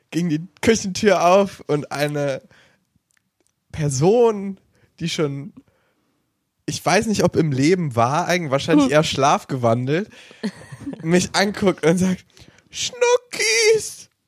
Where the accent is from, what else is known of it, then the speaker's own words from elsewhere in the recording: Cologne, North Rhine-Westphalia, Germany; Ja, ich Kölner.